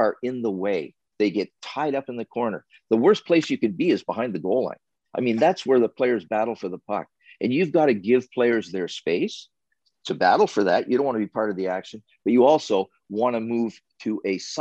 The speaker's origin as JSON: {"language": "English", "town": "Sarnia", "region": "Ontario", "country": "Canada", "tie": "born or raised there", "said": "being a kid growing up in Sarnia, Ontario."}